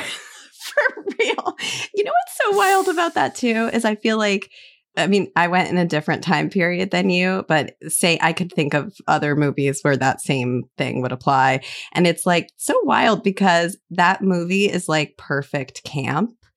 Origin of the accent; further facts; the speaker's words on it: Illinois, United States; I'm from Illinois